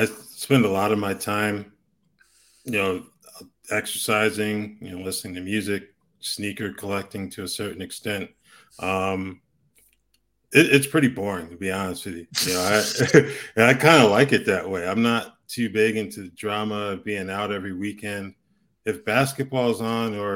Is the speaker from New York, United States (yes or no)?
no; Hartford, Connecticut, United States; moved away as an adult; now in Tucson, United States; I grew up in Hartford, Connecticut